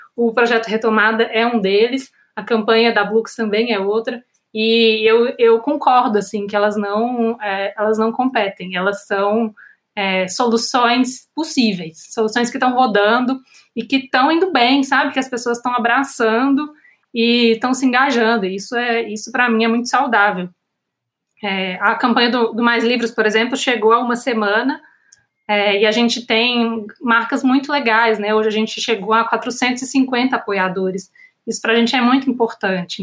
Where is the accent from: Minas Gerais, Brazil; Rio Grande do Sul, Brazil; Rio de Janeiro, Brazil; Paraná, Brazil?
Minas Gerais, Brazil; eu como mineira, fora do Rio-São Paulo